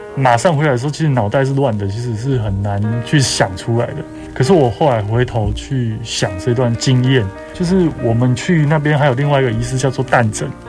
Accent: Taiwan; 我从植物重新认识我们这块土地，重新认识台湾的那种感觉

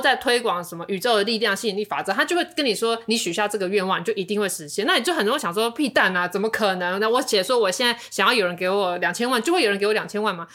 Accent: Taiwan; 我们是台湾人

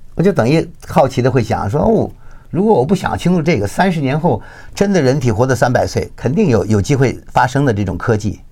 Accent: Beijing, China; moved away; 吃的东西跟我小时候在北京吃的就很多相似的东西

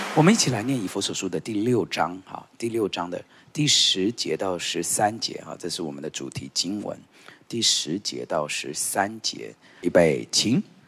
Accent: Taiwan; 我们台湾人哦，跟蜈蚣一样，就是有很多鞋子

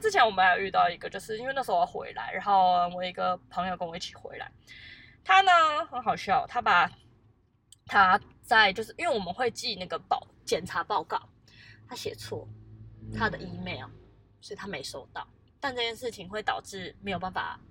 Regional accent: Taiwan; 我是台湾人

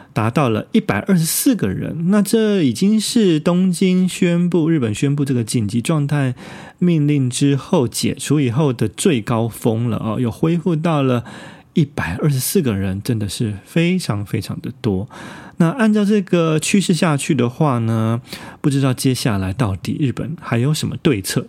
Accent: Taiwan; now in Tokyo, Japan; 因为我们台湾人向来已经其实习惯了像夜市啊， 这种直接就在外面啊，户外的，呃，直接拉着椅子就吃饭的一种形式

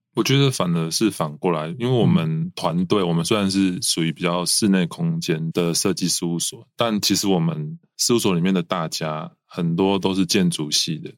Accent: Tainan, Taiwan; 土生土长的台南人，然后另外一个是住在海边

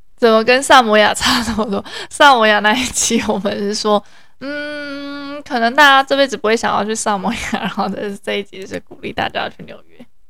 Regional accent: Taiwan; 我有是来自台湾

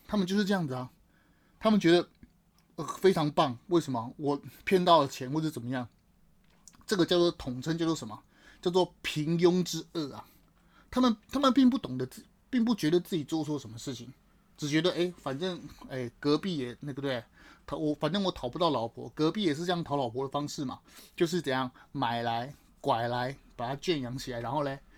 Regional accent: Taiwan; 怎么我们台湾人，啊，过中秋节

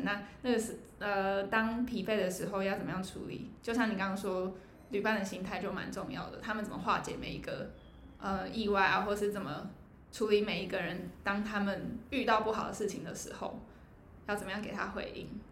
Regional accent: Taiwan; 台湾我台湾人

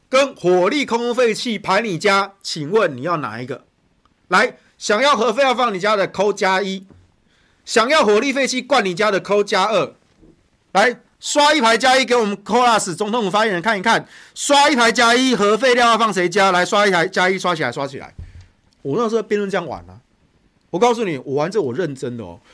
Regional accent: Taichung, Taiwan; 我家是住北屯啊

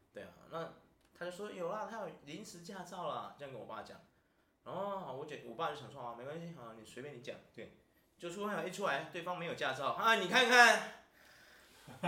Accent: Taiwan; 我们台湾人

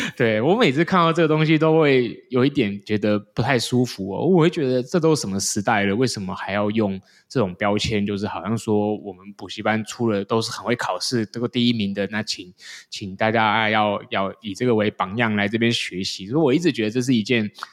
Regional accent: Taiwan; 台湾这个节骨眼已经，我应该说，我们现在是全世界出生率最低的国家嘛

